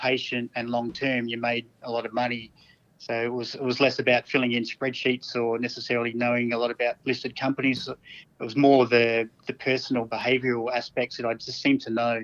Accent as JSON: {"language": "English", "town": "Mount Gambier", "region": "South Australia", "country": "Australia", "tie": "born or raised there", "said": "I grew up in Mount Gambier in country South Australia"}